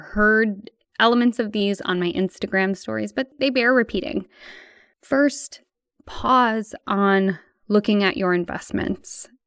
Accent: United States; my home country of the United States

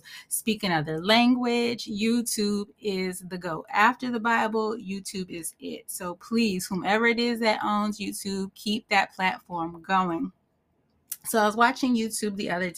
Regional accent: Northeast, United States; born or raised there

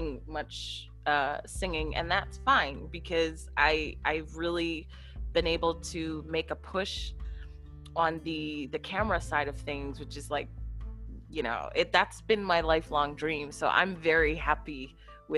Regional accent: Philadelphia, Pennsylvania, United States; here in my hometown, Philadelphia

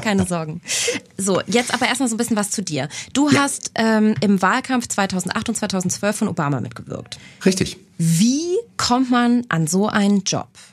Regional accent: Cologne, North Rhine-Westphalia, Germany; in Köln tatsächlich, in meiner Heimatstadt

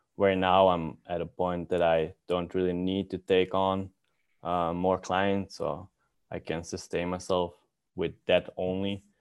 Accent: Belgium; moved away as an adult; now in Helsinki, Finland; I'm from Belgium

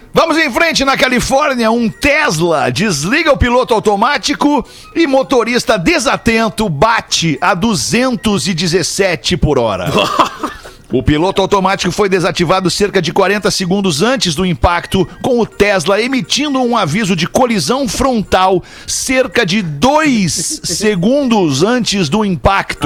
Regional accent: Porto Alegre, Rio Grande do Sul, Brazil; Nós todos aqui somos de Porto Alegre

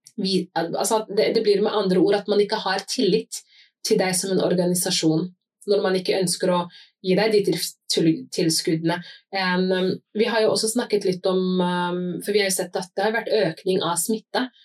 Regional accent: Somalia; now in Norway; Som somalier

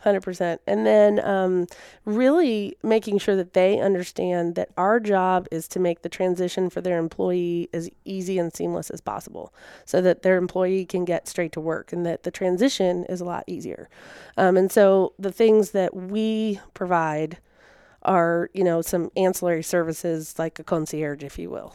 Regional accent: Virginia, United States; moved away as an adult; also born or lived in South Carolina; now in Tennessee, United States; I'm from Virginia originally.

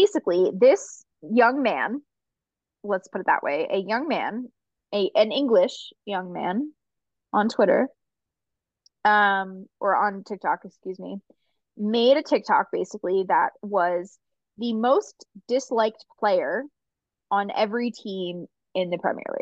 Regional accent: Philadelphia, Pennsylvania, United States; I'm from Philadelphia

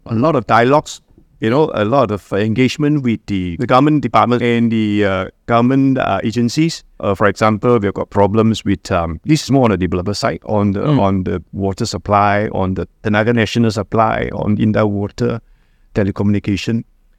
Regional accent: Taiping, Perak, Malaysia; I'm from Taiping, to go to KL, you don't drive, you just take a train from Taiping to KL, Express.

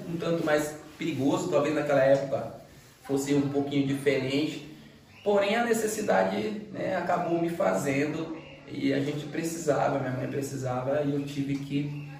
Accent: Northeast Region, Brazil; Eu sou nordestino mesmo, defendo a bandeira.

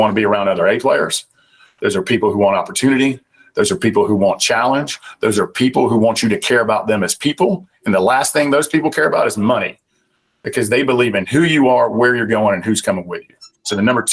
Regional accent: Southern United States, United States; accent: Southern; my Southern accent

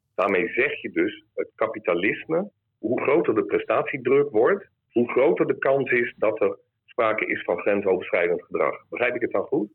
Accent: Groningen, Netherlands; ik kom hier uit Noorden, uit, uit Groningen

